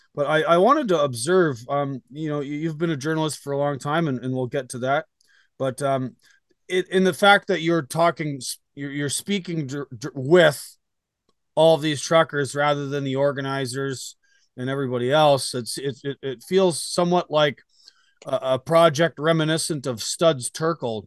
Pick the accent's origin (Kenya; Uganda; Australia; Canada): Canada; now in United States; I live in the United States now, but I am Canadian. Um, I, I went home for the first weekend of the protest